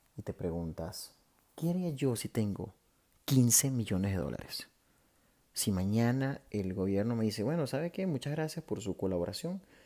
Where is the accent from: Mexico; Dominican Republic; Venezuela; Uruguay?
Venezuela; moved away; los venezolanos están repartidos por todos lados